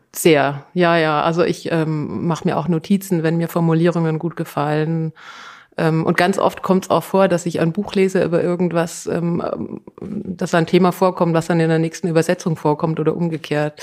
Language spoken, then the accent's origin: German; Tyrol, Austria; ich komme aus Tirol.